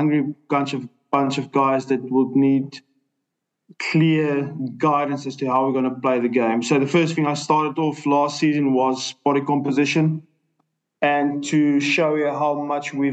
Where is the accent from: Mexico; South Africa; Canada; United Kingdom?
South Africa; moved away as an adult; also born or lived in Ireland; will always, always, always back my home country. I'm a South African